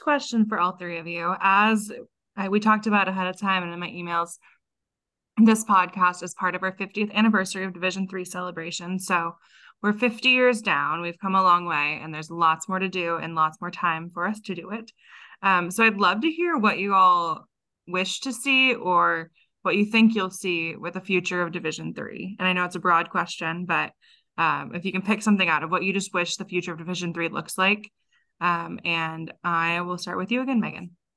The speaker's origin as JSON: {"language": "English", "region": "Texas", "country": "United States", "tie": "born or raised there", "moved": "yes", "said": "I grew up in Texas"}